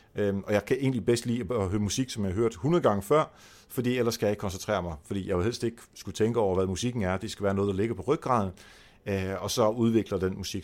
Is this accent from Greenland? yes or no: no; Netherlands; Danish is a second language; moved away; jeg er hollænder